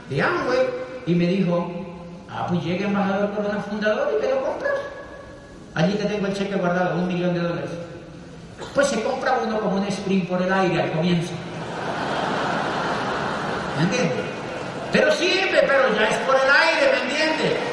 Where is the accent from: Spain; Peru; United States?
Peru; pero somos peruanos también.